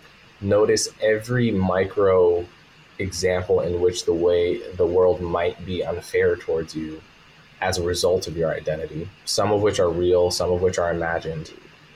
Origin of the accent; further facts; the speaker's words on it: Montclair, New Jersey, United States; also born or lived in New York; I'm from a very nice, diverse, blue, politically blue suburb in New Jersey called Montclair. And basically a suburb of New York